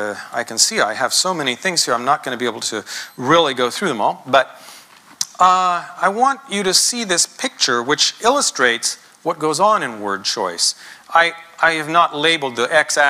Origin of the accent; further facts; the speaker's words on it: United States; being American